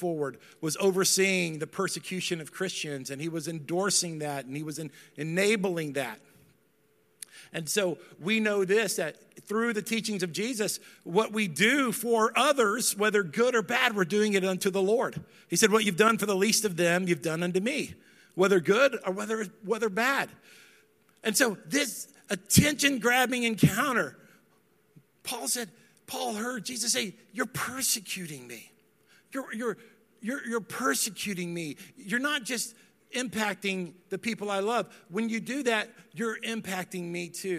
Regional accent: Dallas, Texas, United States; I grew up in Dallas

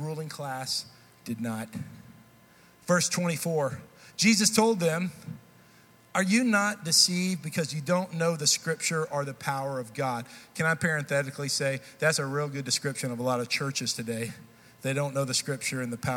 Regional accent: Texas, United States; now in Nashville, United States; I grew up in Texas. I've still lived up to this point more years in Texas than I have in Tennessee.

